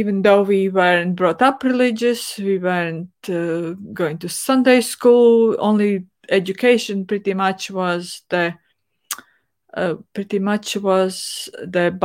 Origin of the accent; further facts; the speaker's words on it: Latvia; I grew up in Soviet Union, where going to church wasn't really way of life, at least not in my family